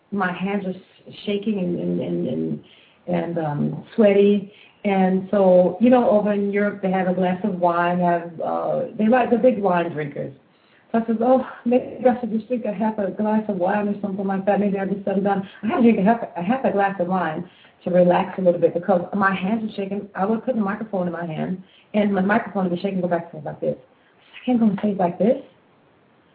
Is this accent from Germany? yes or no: no; Florida, United States; first language English; moved away as an adult; also born or lived in Jersey City, New Jersey / Italy; I'm from Florida, I'm born in Jersey